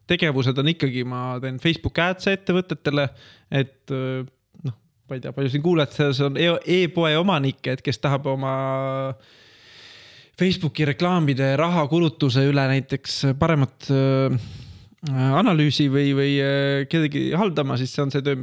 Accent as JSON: {"language": "Estonian", "country": "Estonia", "also_born_or_lived": "Finland", "said": "ja ma kolisin ära tagasi Eestisse"}